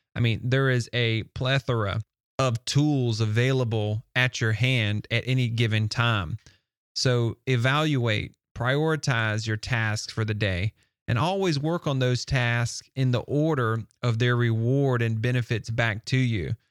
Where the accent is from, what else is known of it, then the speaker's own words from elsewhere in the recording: the South, United States; I'm from the South and they accuse us from speaking a little slower than normal.